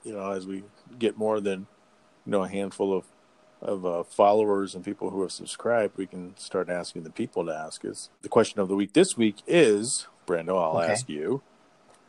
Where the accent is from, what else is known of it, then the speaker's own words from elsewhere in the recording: Texas, United States; moved away as an adult; now in Michigan, United States; I was raised in Texas